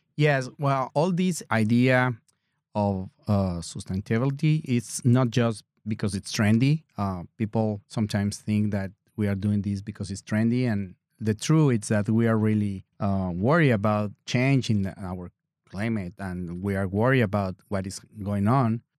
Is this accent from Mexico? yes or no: yes; Mexico; English is a second language; now in Door County, United States; I'm from Mexico